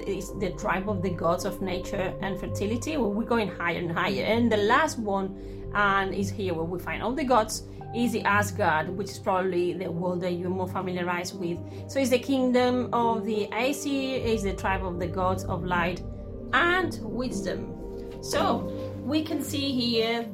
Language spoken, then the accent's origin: English; Spain; English is a second language; I'm into English philology and I'm Spanish.